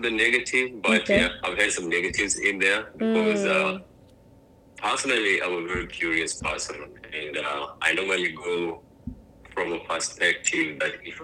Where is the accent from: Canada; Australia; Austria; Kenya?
Kenya; also born or lived in Phoenix, Arizona; now in Jacksonville, United States; growing up in Kenya